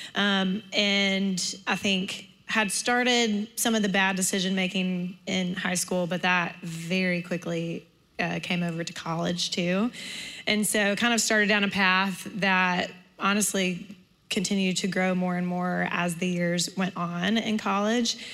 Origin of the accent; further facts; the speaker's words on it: Homewood, Alabama, United States; I grew up in Homewood